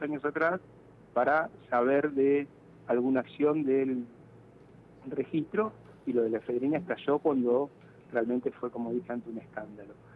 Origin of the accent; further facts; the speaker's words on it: Rosario, Santa Fe, Argentina; como rosarino